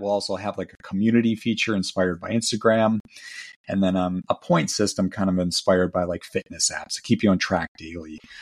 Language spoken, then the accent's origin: English; Milwaukee, Wisconsin, United States; my hometown, Milwaukee